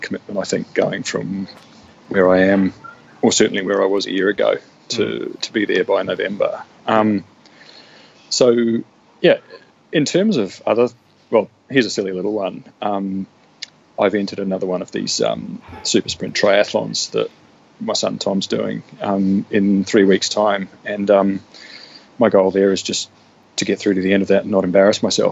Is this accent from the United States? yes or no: no; New Zealand; also born or lived in New South Wales, Australia / Europe; now in Brisbane, Australia; I was born in New South Wales but moved to New Zealand when I was two